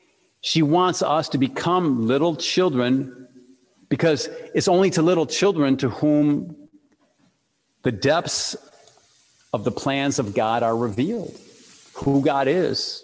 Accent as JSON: {"language": "English", "town": "Detroit", "region": "Michigan", "country": "United States", "tie": "born or raised there", "said": "I grew up in Detroit"}